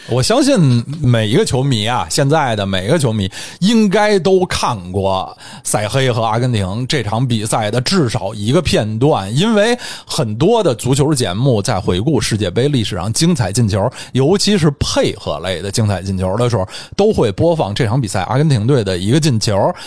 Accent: Chaoyang District, Beijing, China; 我出生于朝阳区，在朝阳区长到十岁，后来也一直居住在朝阳区

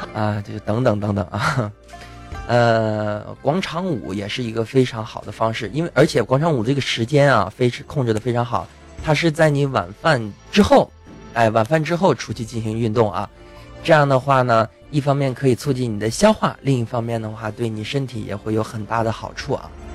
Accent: China; 咱们作为中国人

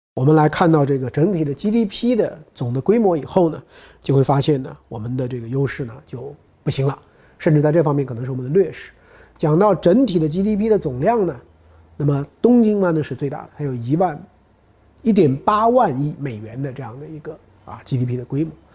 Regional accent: Henan, China; 他这个跟我还是正宗的老乡啊，这个在，啊，河南。当然我是出生在城市

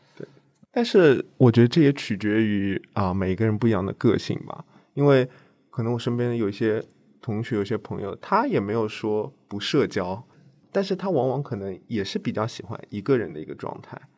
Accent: Jiangsu, China; moved away as an adult; now in Shanghai, China; 我不是上海人，我是江苏人

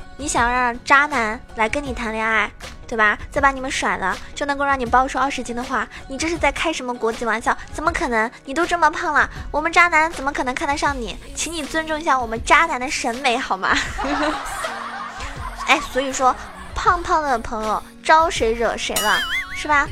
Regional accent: Zhejiang, China; 因为我是浙江人

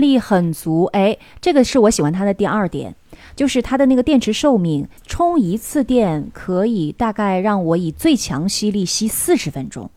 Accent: Northeast China, China; 因为我们东北人嘛

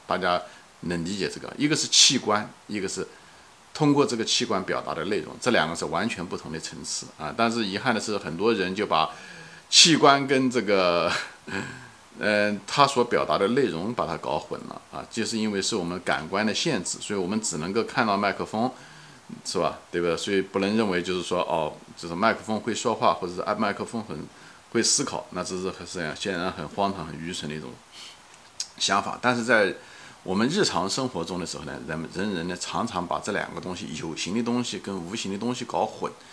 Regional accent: China; 我们中国人很多人都是无神论者

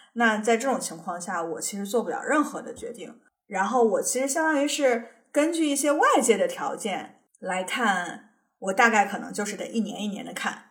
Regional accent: China; now in United States; 我们作为中国人搞签证那么痛苦

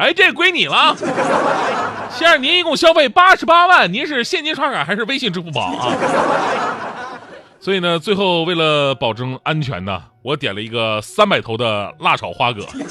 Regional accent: Northeast China, China; moved away as an adult; 作为东北人

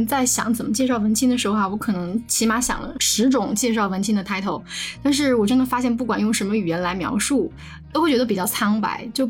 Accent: Sichuan, China; 作为四川人，

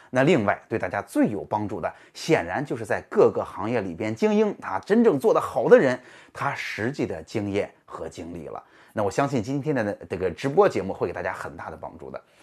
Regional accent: Jinan, Shandong, China; also born or lived in Nanjing / Shanghai; 我现在回到了山东、济南，回到了我的家乡

